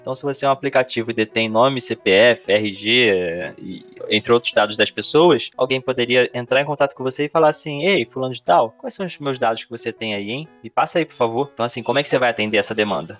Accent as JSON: {"language": "Portuguese", "region": "Rio de Janeiro", "country": "Brazil", "said": "o Rio de Janeiro, que é de onde eu sou"}